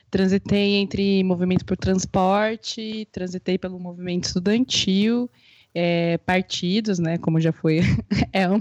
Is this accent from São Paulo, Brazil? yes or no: no; Paraná, Brazil; Eu sou do interior do Paraná.